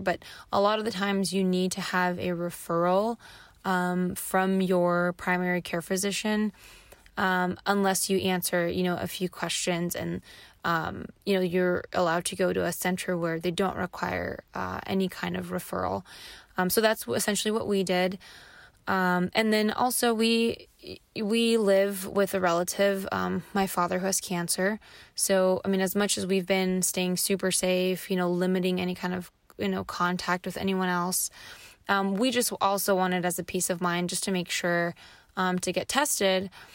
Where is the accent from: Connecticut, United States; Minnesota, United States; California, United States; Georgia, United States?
California, United States; Los Angeles; I was born and raised in Los Angeles